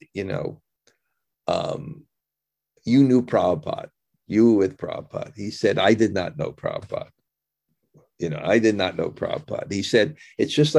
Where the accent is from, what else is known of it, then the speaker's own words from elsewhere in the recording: United States; I'm American